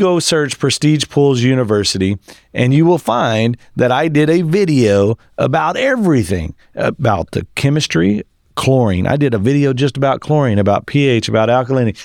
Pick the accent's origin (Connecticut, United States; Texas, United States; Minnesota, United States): Texas, United States; West; I grew up in West Texas on a cotton farm